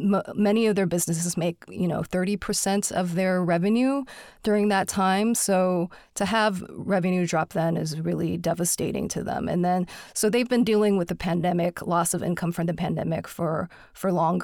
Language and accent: English; Texas, United States; moved away as an adult; also born or lived in Houston / Bay Area; now in San Francisco Bay Area, United States; I grew up in Texas, actually. So I grew up going to Houston's Chinatown. And I didn't move to the Bay Area until about 20 years ago.